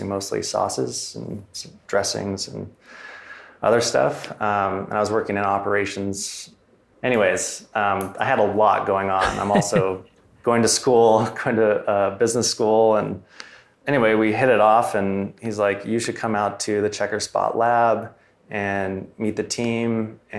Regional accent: Southern Oregon, United States; also born or lived in Ashland, Oregon; I grew up in Southern Oregon on a 300-acre farm

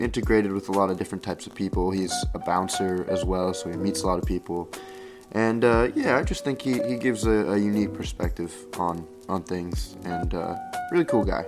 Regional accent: Lebanon, Ohio, United States; I'm back in Lebanon. You know, it's kind of nice. Back in my hometown

